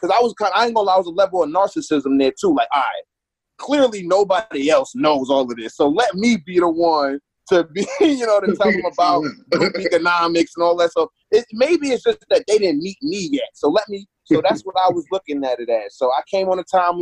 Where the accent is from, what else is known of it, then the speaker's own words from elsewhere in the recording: New York, United States; I'm from New York. I'm not from New York City, but I'm from New York